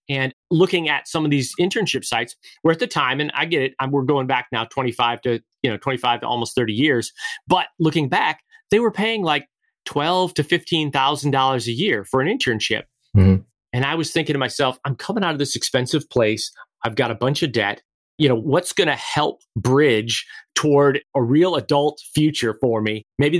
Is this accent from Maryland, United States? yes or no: no; just outside of Detroit, Michigan, United States; moved away as an adult; also born or lived in Palo Alto, California; I was born and raised just outside of Detroit, Michigan.